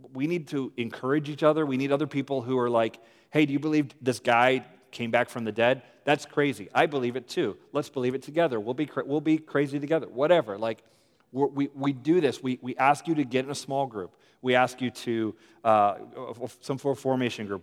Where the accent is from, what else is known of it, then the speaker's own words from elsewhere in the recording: United States; also born or lived in Richmond, Virginia; I'm American